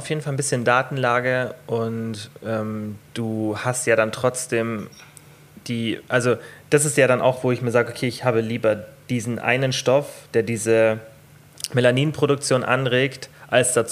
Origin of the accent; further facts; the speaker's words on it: Bavaria, Germany; Bei uns in Bayern sagt man das.